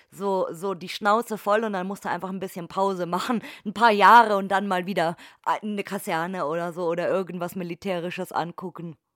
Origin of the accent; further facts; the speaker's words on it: Bavaria, Germany; Also es, es gab bei uns in Oberfranken jetzt, also in Bayern jetzt nicht so, aber in Oberfranken gab es auch einige